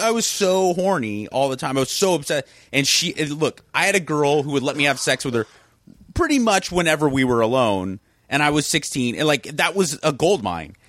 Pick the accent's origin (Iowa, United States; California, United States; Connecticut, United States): California, United States; South Pasadena; also born or lived in Venice, Los Angeles; I grew up in that neighborhood. That's, that's kinda like my hometown.